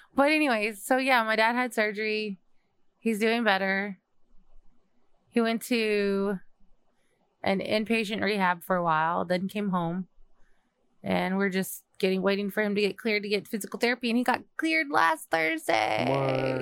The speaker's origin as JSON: {"language": "English", "region": "Texas", "country": "United States", "tie": "born or raised there", "said": "I grew up in Texas"}